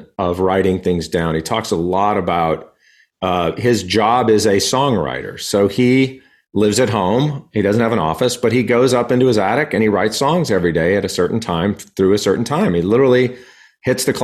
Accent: El Paso, Texas, United States; I grew up in El Paso, Texas

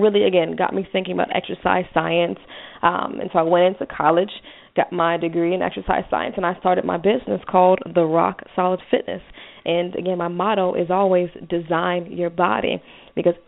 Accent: Cincinnati, Ohio, United States; I'm from Cincinnati, Ohio, so, you know, going into high school in Cincinnati

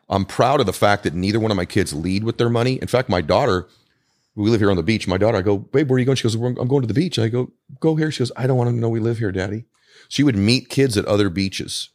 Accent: Weymouth, Massachusetts, United States; moved away; I'm also from New England originally. So I was born in Weymouth, Massachusetts.

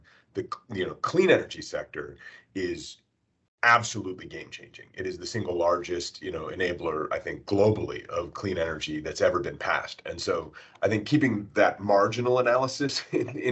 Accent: United States; as an American

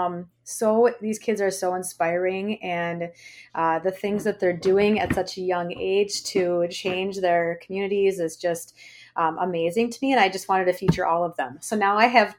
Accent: Blaine, Minnesota, United States; I was born and raised in Blaine, Minnesota, and I now live about a half hour north of Minneapolis

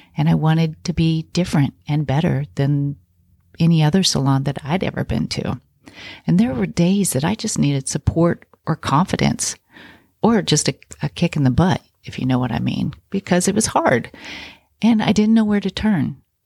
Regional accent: Kansas, United States; I grew up in Kansas in a really small town

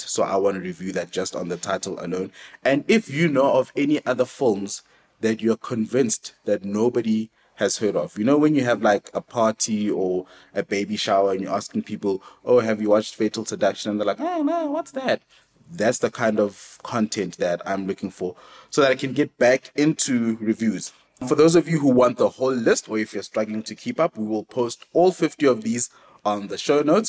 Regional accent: South Africa; it helps being South African because if you're South African, chances are you're forced to be multilingual

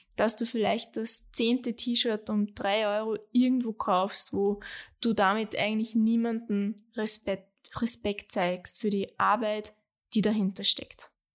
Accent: Austria; bei uns in Österreich

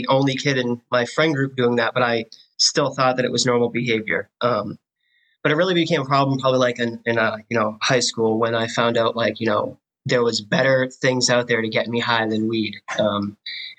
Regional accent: Clinton, Massachusetts, United States; I grew up in Clinton

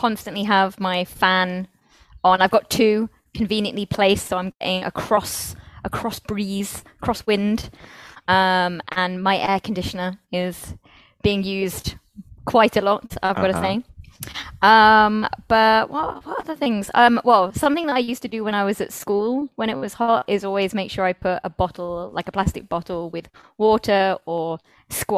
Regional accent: United Kingdom; moved away as an adult; now in Spain; being British

